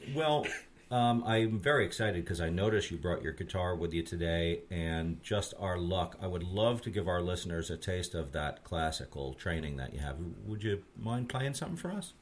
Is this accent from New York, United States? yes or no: yes; Red Hook, New York, United States; I grew up in Red Hook myself, and it's a nice little town